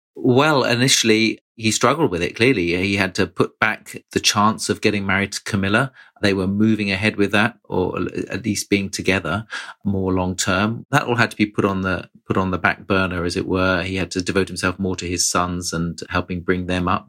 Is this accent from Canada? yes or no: no; United Kingdom; I, as a Brit